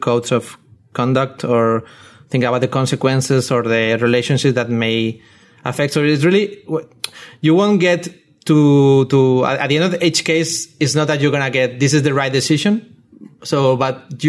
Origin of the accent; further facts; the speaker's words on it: Spain; moved away; I'm from Spain